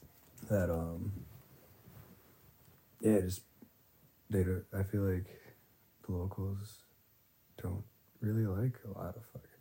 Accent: near Wisconsin Dells, United States; born or raised there

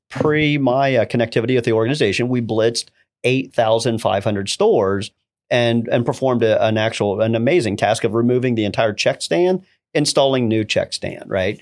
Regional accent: Ohio, United States; Originating from Ohio, uh, rural area, it's about thirty miles outside of Columbus

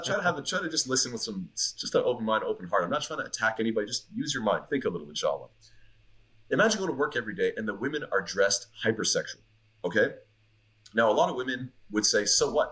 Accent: Montreal, Quebec, Canada; moved away; I'm from Montreal

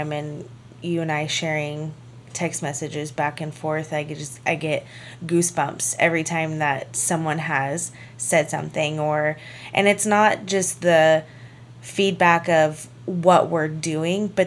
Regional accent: La Crosse, Kansas, United States; moved away; Well, La Crosse, Kansas

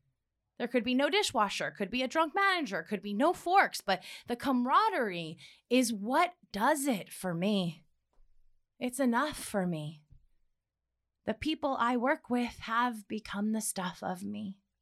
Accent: Midwest, United States; Yes. The Midwest? They always guess that.

